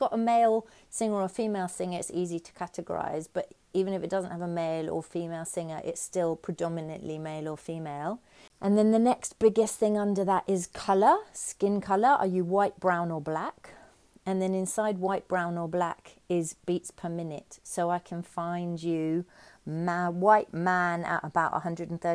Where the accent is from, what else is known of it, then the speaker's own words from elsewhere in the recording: London, United Kingdom; now in Auckland, New Zealand; I grew up in Finsbury Park in London.